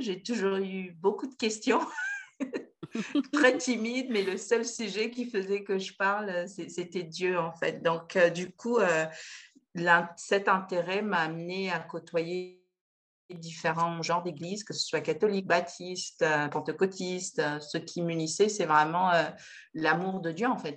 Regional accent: Pointe-Noire, Republic of the Congo; je suis originaire du Congo-Brazzaville, donc euh, je suis née à Pointe-Noire, dans la ville maritime

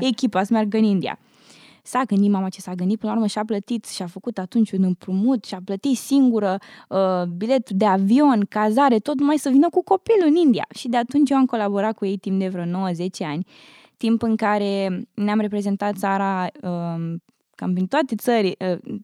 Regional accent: Urziceni, Ialomița County, Romania; moved away as an adult; also born or lived in Bucharest; now in United States; am copilărit în Urziceni, la undeva la 60 de kilometri de București, până la 10 ani.

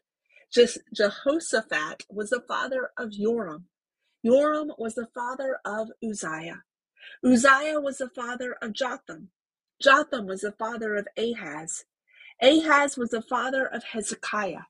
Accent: the South, United States; accent: Southern; moved away as an adult; now in California, United States; Having grown up in the South

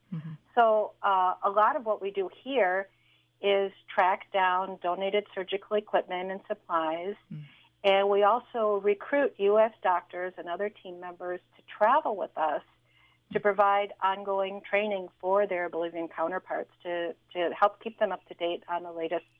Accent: Wisconsin, United States; moved away as an adult; also born or lived in Mexico City, Mexico; now in Evanston, United States; I'm actually originally from Wisconsin, but after college, I lived in Mexico for about 21 years

